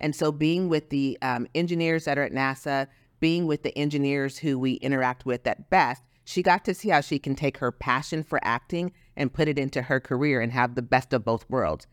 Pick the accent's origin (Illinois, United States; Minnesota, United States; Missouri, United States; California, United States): California, United States; Los Angeles; now in Texas, United States; growing up in Los Angeles, we had something called Lance, the Los Angeles Mentor Program